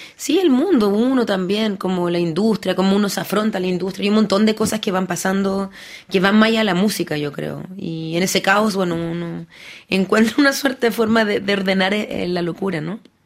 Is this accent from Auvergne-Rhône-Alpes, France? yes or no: no; Paris, Île-de-France, France; also born or lived in Lille, France; yo nací en Lille, después me vine a París, muy joven.